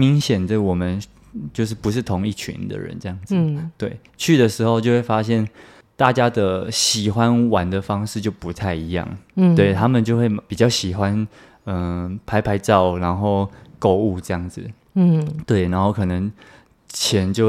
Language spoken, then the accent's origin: Chinese; Taiwan; 身为台湾人最爱去的国家嘛